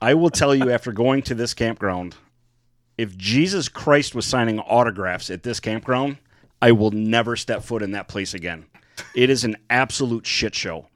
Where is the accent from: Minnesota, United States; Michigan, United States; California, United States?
Michigan, United States; We are from Michigan